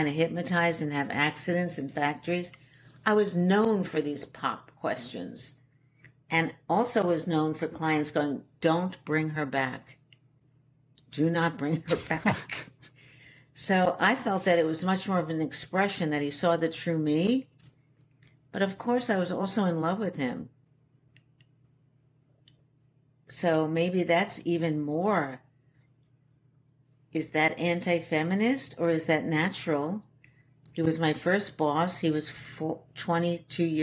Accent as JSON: {"language": "English", "region": "New York", "country": "United States", "tie": "born or raised there", "also_born_or_lived": "Shanghai, China", "said": "I was raised in the East Village"}